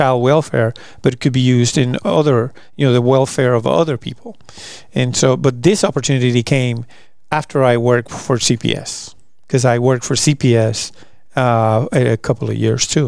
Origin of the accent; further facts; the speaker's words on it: Puerto Rico; moved away as an adult; also born or lived in Abilene, Texas / Italy; now in Fort Worth, United States; I'm originally from Puerto Rico